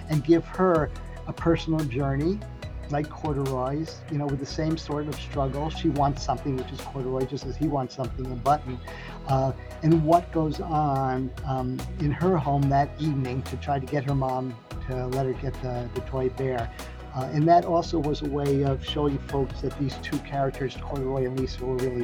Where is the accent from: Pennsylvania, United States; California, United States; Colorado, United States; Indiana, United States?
Pennsylvania, United States; Lancaster; when I was first working at this theater in my hometown, where I live now in Lancaster, Pennsylvania